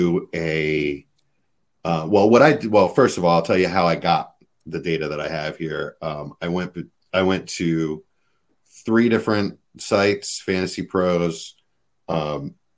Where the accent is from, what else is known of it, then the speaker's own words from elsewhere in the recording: Marlton, New Jersey, United States; also born or lived in South Philadelphia, Pennsylvania; I'm from a suburb of Philly, only about 15 minutes away. Marlton is where. Well, I was born in South Philly, moved to Marlton. It was the development I grew up in.